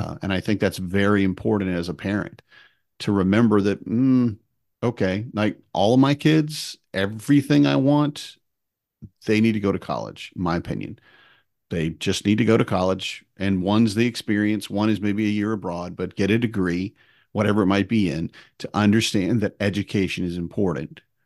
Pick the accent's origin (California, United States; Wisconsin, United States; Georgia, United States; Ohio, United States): Wisconsin, United States; we were growing up in Wisconsin